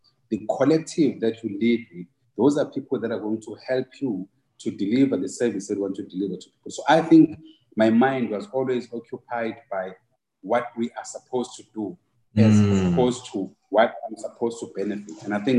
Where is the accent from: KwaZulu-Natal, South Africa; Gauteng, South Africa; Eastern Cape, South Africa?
KwaZulu-Natal, South Africa; Ngwavuma; knowing that I come from Ngwavuma, I come from, you know, the most difficult, you know, background.